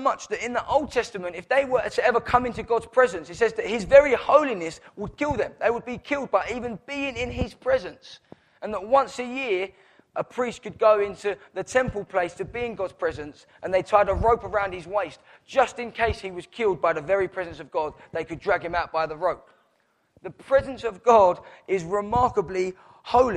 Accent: Downham, United Kingdom; I was born in Downham.

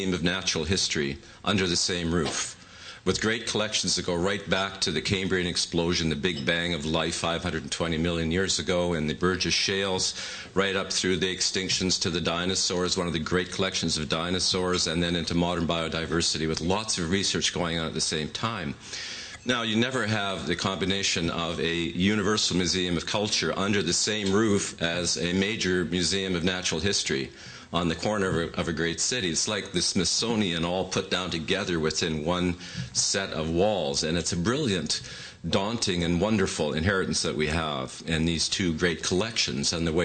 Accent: Edmonton, Alberta, Canada; now in Toronto, Canada; my hometown of Edmonton.

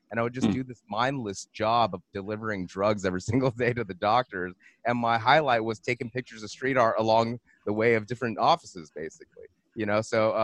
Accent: Monterey Park, California, United States; I'm from California. I'm from Los Angeles. I'm born, Monterey Park, San Gabriel Valley

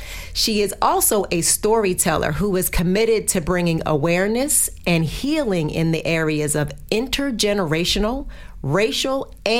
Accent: New Jersey, United States; So I'm from Jersey, and so I'm in Jersey all the time, except

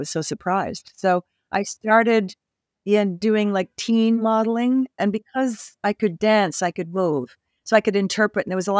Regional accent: Canada; I grew up in Canada. I'm Canadian.

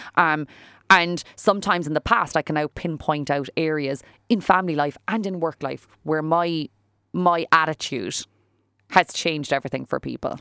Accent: Fermoy, Munster, Ireland; moved away as an adult; also born or lived in Cork; I was a girl from Fermoy. right? I was from, like, a s, like, the town of Fermoy, and I was here in the big city

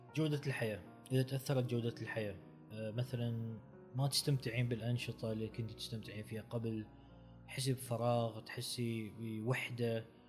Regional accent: Oman; نحن عندنا في عمان بالتحديد

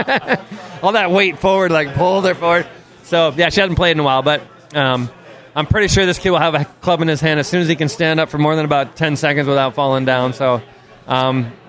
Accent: Toronto, Ontario, Canada; I grew up in Toronto, Canada

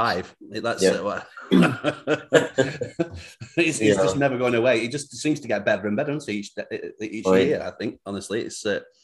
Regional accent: Bolton, North West England, United Kingdom; moved away as an adult; now in United States; I'm from just outside Manchester, but Bolton. Uh-huh. You've heard of Bolton, yeah? I've been over here nearly 13 years now.

